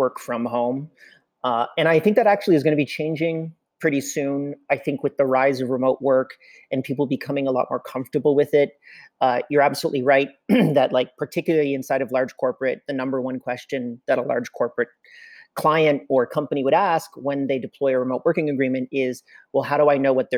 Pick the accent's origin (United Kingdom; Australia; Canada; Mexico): Canada; I'm Canadian, as you had mentioned before. And in Canada, from January till about April, it's really horrible to be here